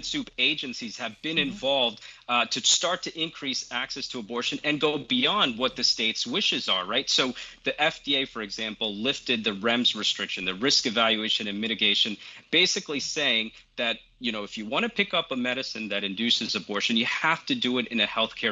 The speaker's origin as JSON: {"language": "English", "region": "New Jersey", "country": "United States", "tie": "born or raised there", "said": "my home state of New Jersey"}